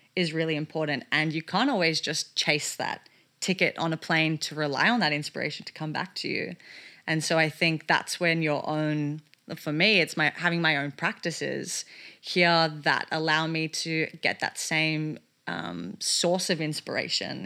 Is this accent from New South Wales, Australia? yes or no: no; Melbourne, Victoria, Australia; moved away; the work that I wanted to do here in my hometown of Melbourne